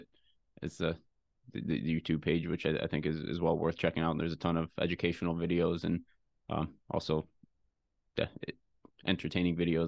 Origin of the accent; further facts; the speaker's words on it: Detroit, Michigan, United States; I grew up in the Detroit area, and obviously automotive's everywhere around here